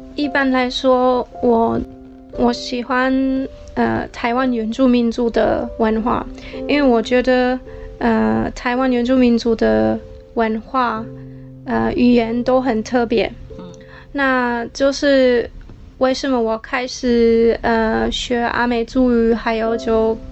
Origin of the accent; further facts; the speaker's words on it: Germany; Chinese is a second language; moved away; 我是从德国来的